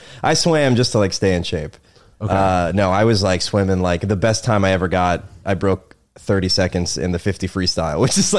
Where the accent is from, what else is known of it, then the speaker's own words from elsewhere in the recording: Annapolis, Maryland, United States; I grew up in Annapolis, Maryland, on the water.